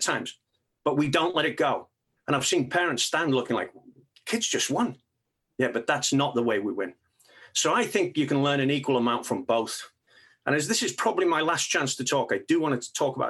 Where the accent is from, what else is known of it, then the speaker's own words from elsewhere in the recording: England, United Kingdom; moved away; I grew up in England